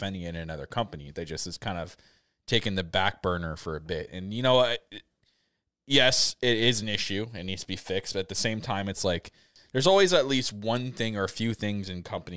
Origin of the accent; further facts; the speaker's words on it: Canada; I'm Canadian